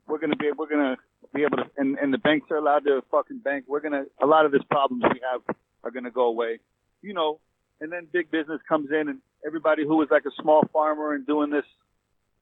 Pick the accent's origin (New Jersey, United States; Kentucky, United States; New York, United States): New York, United States; now in Los Angeles, United States; I'm from New York. I live in LA.